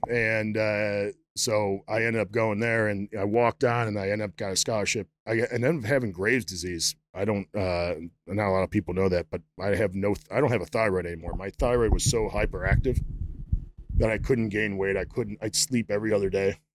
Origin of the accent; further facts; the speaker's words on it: Prospect Heights, Illinois, United States; moved away as an adult; also born or lived in Arizona; Just outside of Chicago, like 20 miles west, northwest of Chicago. Okay. So it's fucking horrible. What's, what's the town? Uh, town is Prospect Heights.